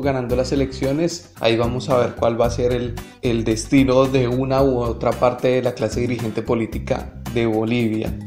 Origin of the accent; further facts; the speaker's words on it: Colombia; desde mi posición como colombiano